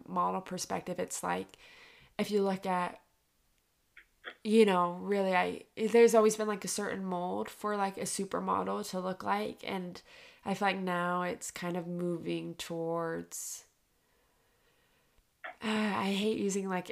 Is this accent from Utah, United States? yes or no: yes; Utah, United States; I grew up in Utah, which is like very predominantly white